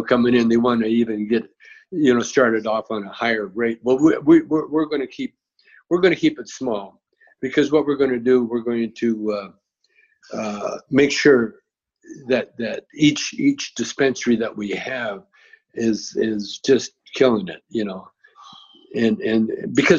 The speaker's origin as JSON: {"language": "English", "country": "Canada", "tie": "born or raised there", "moved": "yes", "said": "I grew up in Canada"}